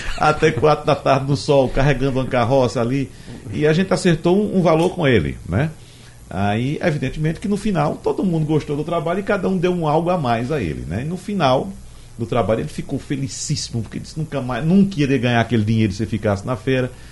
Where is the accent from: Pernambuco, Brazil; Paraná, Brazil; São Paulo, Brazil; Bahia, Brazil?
Pernambuco, Brazil; Arcoverde; moved away; minha terra Arco Verde, o período que eu vou anualmente para passar o São João